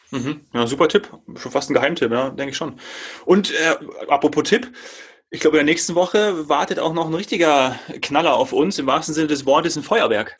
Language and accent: German; Germany; hier bei uns in Deutschland